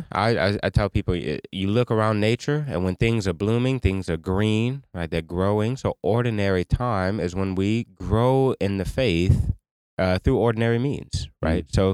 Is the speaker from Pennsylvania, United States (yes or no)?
no; Louisiana, United States; um, I'm from St. Landry Parish.